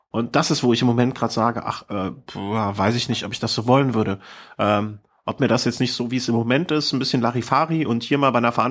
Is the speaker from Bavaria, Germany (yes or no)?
no; Cologne, North Rhine-Westphalia, Germany; Ich bin eine Kölsche Jung.